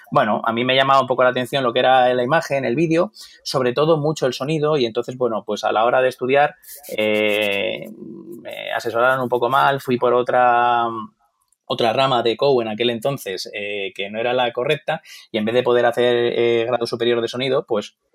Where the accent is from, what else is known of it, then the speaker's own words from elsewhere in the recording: Torrejón de Ardoz, Community of Madrid, Spain; also born or lived in Stuttgart, Germany; yo nací un poquito lejos, nací en Alemania, eh, fue algo un poquito así puntual, por así decirlo. Bueno, mis padres estaban ahí trabajando y, bueno, nací justo ahí, eh, en Stuttgart, que es una, es una ciudad que luego ha tenido mucha historia, parece que no, pero en mi vida como tal. Eh, estudié en Torrejón